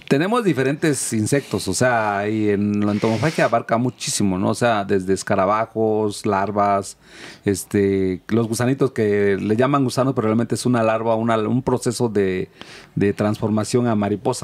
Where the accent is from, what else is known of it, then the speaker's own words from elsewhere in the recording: Oaxaca, Mexico; moved away; de donde yo vengo, que es Oaxaca